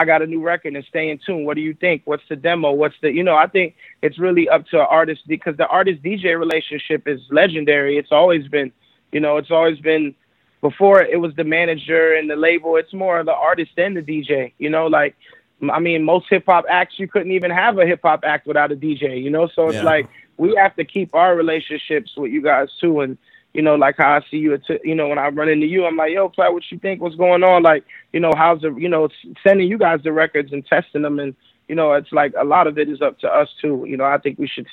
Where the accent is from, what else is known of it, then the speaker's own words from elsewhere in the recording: Miami, Florida, United States; I come from strip club culture, you know, growing up in Miami